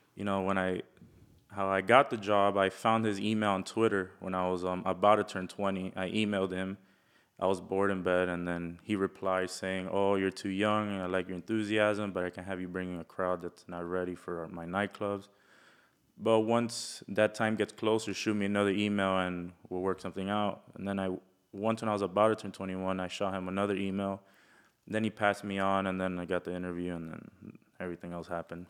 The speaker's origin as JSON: {"language": "English", "region": "Florida", "country": "United States", "tie": "born or raised there", "also_born_or_lived": "Milwaukee, Wisconsin", "said": "from being born in Wisconsin to getting raised here"}